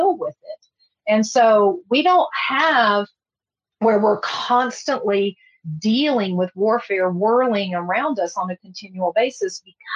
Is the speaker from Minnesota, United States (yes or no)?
no; Texas, United States; I'm from Texas